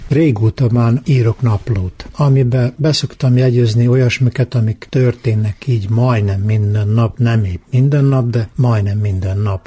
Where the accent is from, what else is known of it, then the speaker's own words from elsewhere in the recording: Muzlja, Vojvodina, Serbia; accent: tájszólás (local dialect); Én benszülött muzlai vagyok, úgy is beszélek